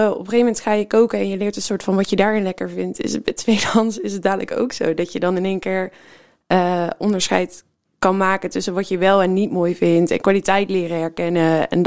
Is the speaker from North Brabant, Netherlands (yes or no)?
yes; North Brabant, Netherlands; now in Rotterdam, Netherlands; Nee, ik ben eh, geboren en getogen in de buurt